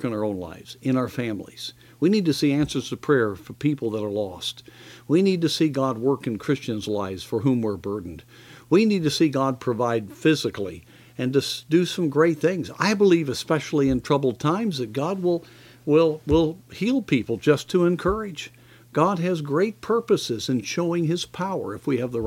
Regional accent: United States; as American believers

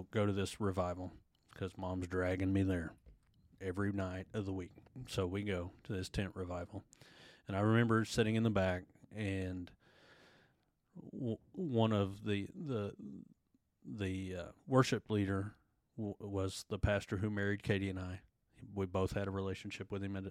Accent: Sapulpa, Oklahoma, United States; Born and raised in Spalpa. Grew up in the same house throughout my childhood

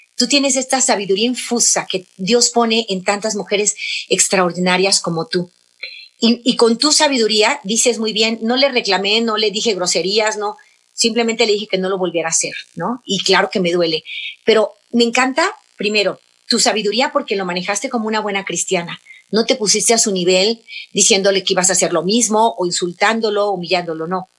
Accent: Mexico; mi país, México

